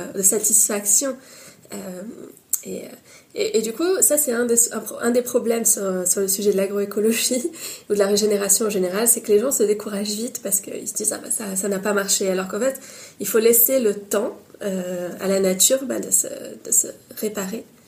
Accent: Paris, Île-de-France, France; also born or lived in Tunisia / Brittany; j'ai une mère bretonne et un père tunisien, et je suis née à Paris

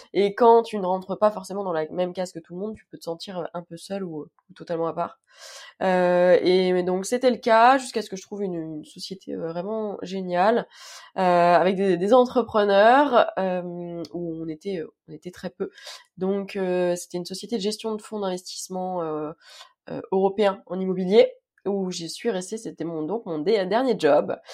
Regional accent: Île-de-France, France; je suis d'Île-de-France du 92 exactement

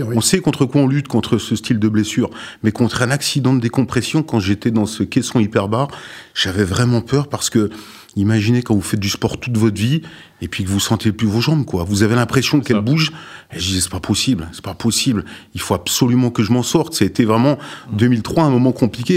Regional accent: Sochaux, Bourgogne-Franche-Comté, France; now in La Ciotat, France; Sochaux, ma ville natale

